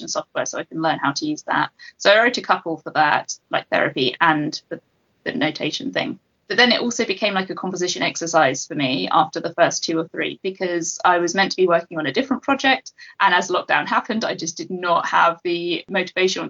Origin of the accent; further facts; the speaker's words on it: England, United Kingdom; I was living in a city centre flat in my hometown